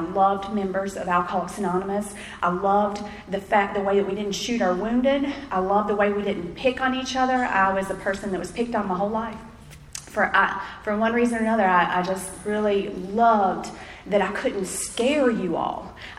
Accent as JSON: {"language": "English", "town": "Wilson", "region": "North Carolina", "country": "United States", "tie": "born or raised there", "first_language": "English", "lives_now": "Durham, United States", "said": "I'm from Wilson, North Carolina, so there's the Wilson corner. And that's where I was born and raised"}